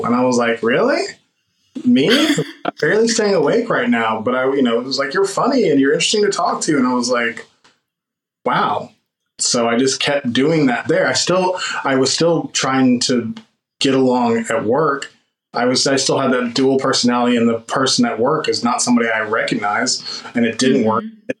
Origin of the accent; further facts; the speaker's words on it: Oklahoma, United States; We're from the South, like, you know, or where you call the South or the Midwest or the whatever you call Oklahoma.